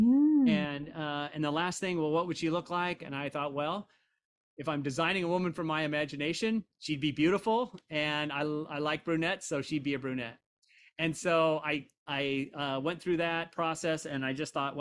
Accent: Indiana, United States; I am from Indiana. I have Midwestern values

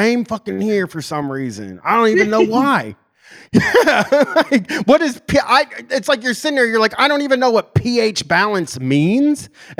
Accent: Canada; You know, I'm from Canada, actually.

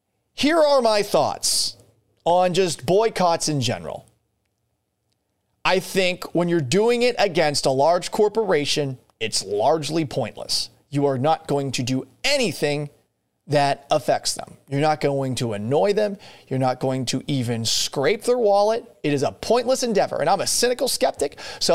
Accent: Boston, Massachusetts, United States; now in Seattle, United States; First off, I'm not from Texas. I'm from Boston. I've lived all over the country. I've lived in a bunch of different places.

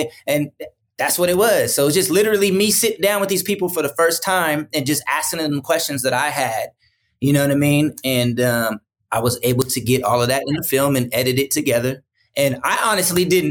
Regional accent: San Francisco, California, United States; I'm from the Bay Area. I'm not from Richmond. I'm from San Francisco

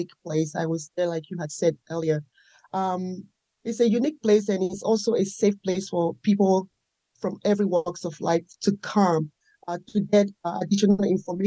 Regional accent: Nigeria; moved away as an adult; now in United States; I was raised and born in Nigeria

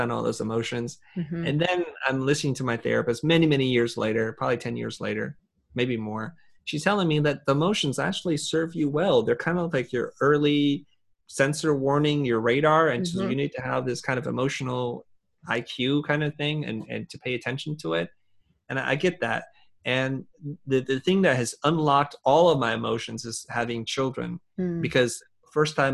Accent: Vietnam; moved away; I'm originally from Vietnam

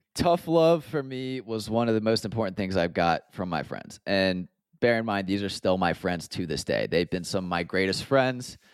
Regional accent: just outside of Atlanta, Georgia, United States; also born or lived in Columbia, South Carolina / London; I grew up just outside of Atlanta, about half an hour north of a town called Marietta

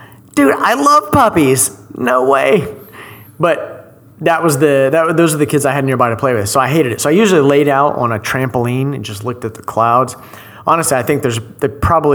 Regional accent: Shawnee, Oklahoma, United States; moved away as an adult; now in Dallas, United States; I grew up in Shawnee, in the fucking country

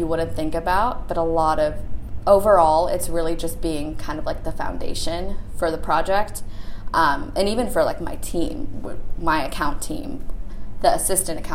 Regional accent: Chicago suburbs, Illinois, United States; moved away as an adult; now in San Francisco, United States; I'm originally from the Chicago suburbs

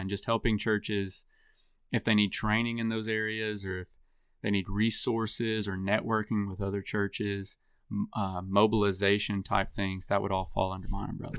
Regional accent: Dickson, Tennessee, United States; also born or lived in Lexington, Tennessee; I grew up in Middle Tennessee and Dixon, Tennessee

